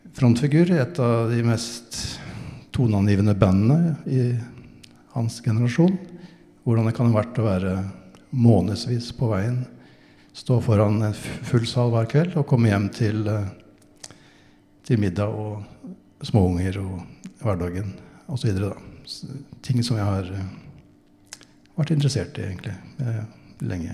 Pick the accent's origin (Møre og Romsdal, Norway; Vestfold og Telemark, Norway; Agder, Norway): Vestfold og Telemark, Norway; near Bø; born or raised there